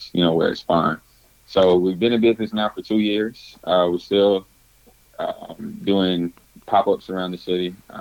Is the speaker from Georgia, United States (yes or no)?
yes; Atlanta, Georgia, United States; born and raised in Atlanta, Georgia, owner and founder of Fuse Pies